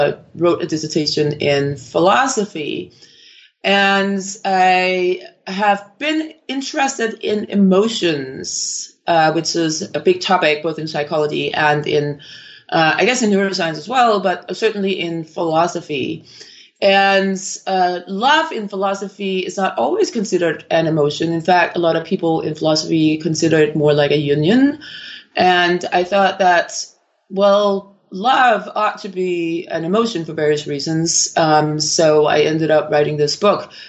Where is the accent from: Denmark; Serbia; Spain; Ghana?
Denmark; Copenhagen, Capital Region of Denmark; moved away as an adult; also born or lived in Miami, United States / Oslo, Norway; originally from Copenhagen in Denmark, and I actually completed a degree in neuroscience uh, in Denmark.